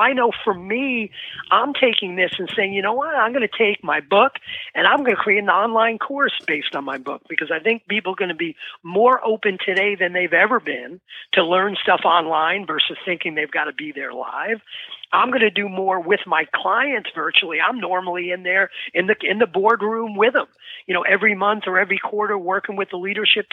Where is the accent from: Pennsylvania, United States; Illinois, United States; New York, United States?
New York, United States; New York City; now in New Jersey, United States; I grew up in the Bronx in New York. I'm in New Jersey now